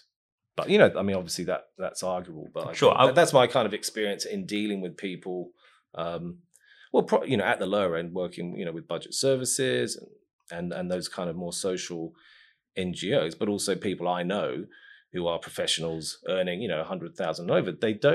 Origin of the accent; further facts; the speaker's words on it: Christchurch, Canterbury, New Zealand; I'm from Pendleton, Ilam.